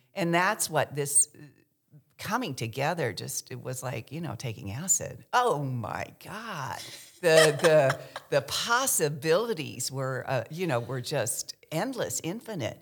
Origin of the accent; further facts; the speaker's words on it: Kentucky, United States; first language American Sign Language; English is a second language; moved away as an adult; also born or lived in San Francisco; I w, was raised in Kentucky, um, by a deaf mother, single mother.